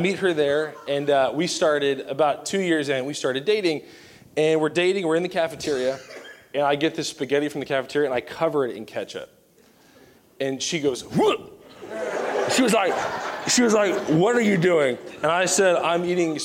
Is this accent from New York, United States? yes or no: no; Southern Virginia, United States; I grew up in Southern Virginia